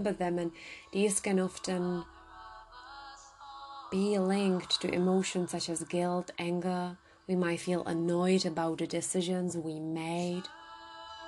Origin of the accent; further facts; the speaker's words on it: Czechia; I come from the Czech Republic